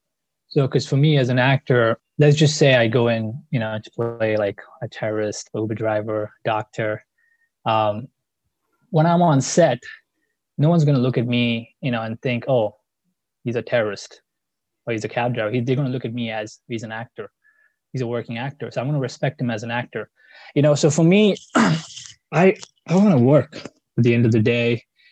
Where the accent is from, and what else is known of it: India; now in United States